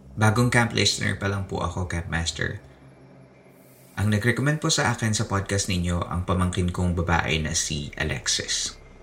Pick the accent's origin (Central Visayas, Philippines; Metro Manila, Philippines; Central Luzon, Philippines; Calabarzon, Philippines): Central Luzon, Philippines; Nung bata pa ako, nung early 90s, sobrang liit pa ng mundo ko nun. Um, kasi walang internet, ba? Diba? sa probinsya namin sa Bulacan